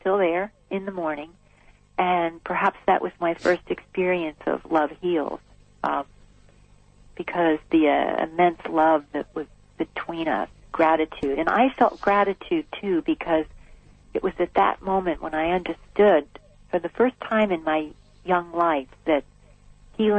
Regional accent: New Jersey, United States; I grew up in New Jersey in a suburban neighborhood

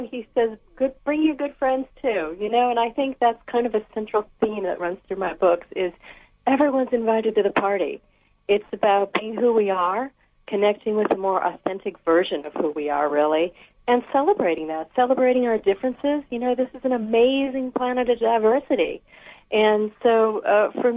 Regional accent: Wisconsin, United States; moved away as an adult; also born or lived in Appleton, Wisconsin; now in Alaska, United States; I grew up in Wisconsin

